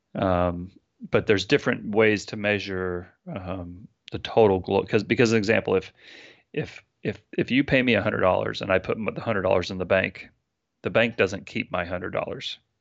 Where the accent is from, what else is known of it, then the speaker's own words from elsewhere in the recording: San Francisco, California, United States; I'm from San Francisco. Uh, I live here with my wife and my eleven-year-old son.